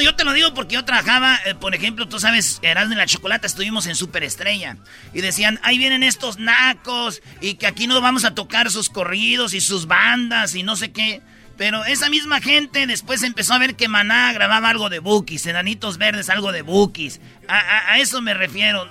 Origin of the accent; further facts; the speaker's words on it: Michoacán, Mexico; moved away; yo vengo de Michoacán, de un rancho